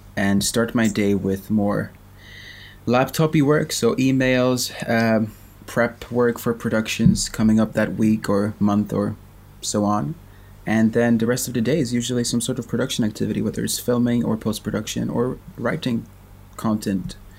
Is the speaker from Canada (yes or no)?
no; Sweden; I am from Sweden, which you can tell from my accent